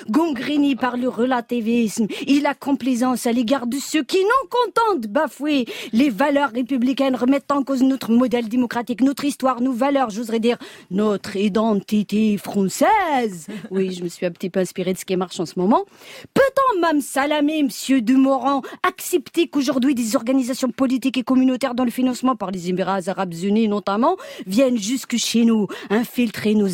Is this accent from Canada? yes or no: no; France; il y a des jours comme ça où en tant que Française, j'ai fini par me demander si je suis encore chez moi.